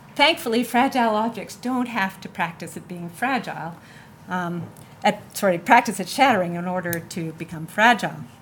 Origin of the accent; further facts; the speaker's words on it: Canada; I'm from Canada